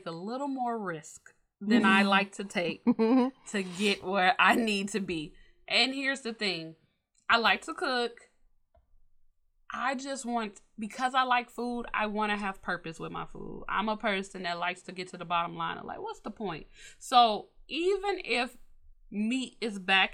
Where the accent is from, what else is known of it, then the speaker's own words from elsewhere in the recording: Chicago, Illinois, United States; We are from Chicago